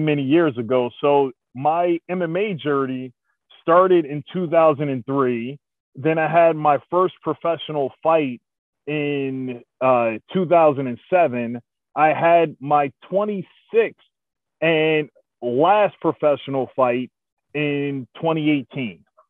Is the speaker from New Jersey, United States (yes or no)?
yes; East Orange, New Jersey, United States; moved away as an adult; now in Oklahoma, United States; I grew up in East Orange, New Jersey